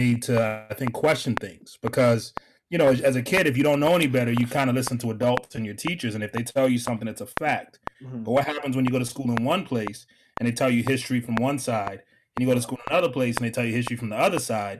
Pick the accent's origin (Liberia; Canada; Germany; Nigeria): Liberia; also born or lived in Washington, D.C. / London / Atlanta; I actually lived in D.C. first. So I was born in Liberia.